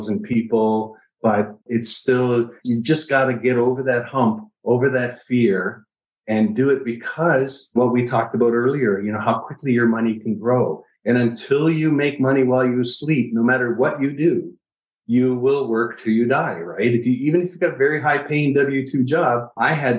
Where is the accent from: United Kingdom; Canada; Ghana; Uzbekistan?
Canada; Niagara Falls, Ontario; now in United States; I'm from Niagara Falls, Canada. It's originally Canadian, moved to the US.